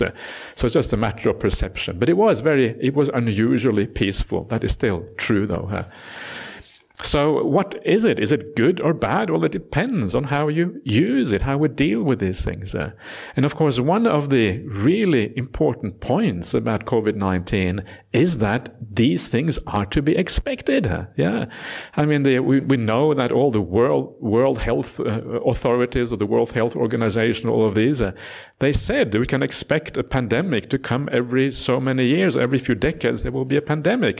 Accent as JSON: {"language": "English", "country": "Norway", "tie": "born or raised there", "moved": "yes", "lives_now": "Australia", "said": "Norway was, is where I was born. Uh, and now I am also Australian citizen"}